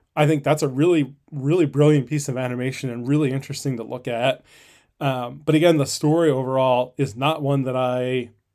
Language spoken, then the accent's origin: English; Northeast, United States; when I was a kid growing up in the Northeast